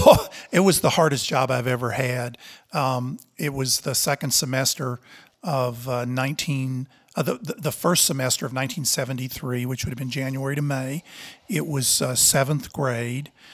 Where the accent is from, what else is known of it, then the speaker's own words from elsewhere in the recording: Texas, United States; moved away as an adult; also born or lived in Nebraska / Houston, Texas; now in Montana, United States; born in Nebraska and grew up in Texas.